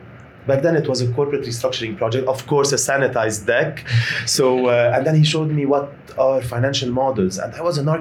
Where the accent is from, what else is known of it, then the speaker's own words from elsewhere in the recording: Lebanon; I am Lebanese